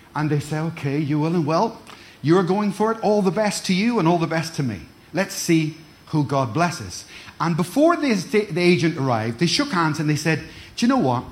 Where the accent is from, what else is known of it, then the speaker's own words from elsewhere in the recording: Ireland; also born or lived in Cardiff; now in Glasgow, United Kingdom; I'm, I'm from Ireland. I'm from Ireland. So many years ago, I was displaced. I was moved. I moved into Cardiff. I moved up to Glasgow